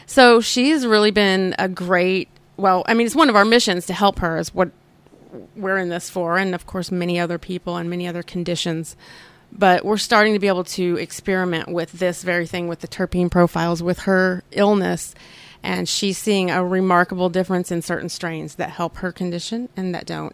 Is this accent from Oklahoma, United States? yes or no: yes; Oklahoma, United States; I grew up here in Oklahoma